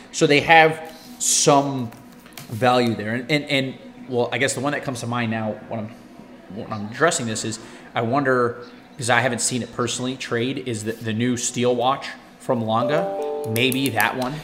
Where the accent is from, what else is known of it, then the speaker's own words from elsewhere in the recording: United States; a stupid American